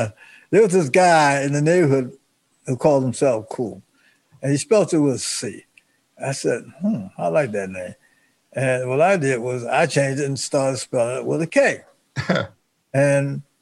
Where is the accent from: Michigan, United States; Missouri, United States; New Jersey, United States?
New Jersey, United States; Jersey City; also born or lived in Youngstown, Ohio; we moved to Youngstown, Ohio. From Youngstown, Ohio, excuse me, to Jersey City